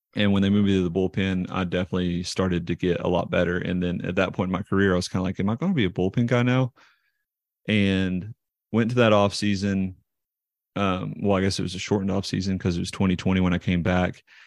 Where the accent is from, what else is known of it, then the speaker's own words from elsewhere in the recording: Knoxville, Tennessee, United States; I grew up in Knoxville, Tennessee and went to Seymour High School here.